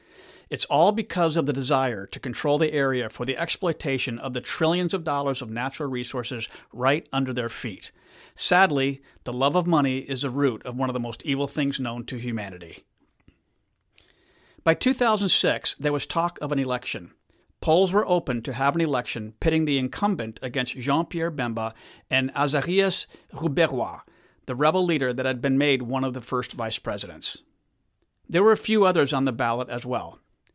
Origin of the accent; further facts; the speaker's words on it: Gemena, Nord-Ubangi, DR Congo; now in United States; I remember in 2013, I was visiting my hometown of Gemena in northwest Congo.